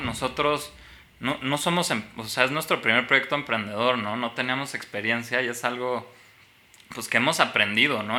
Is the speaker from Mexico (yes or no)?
yes; Mexico; nos forma como mexicanos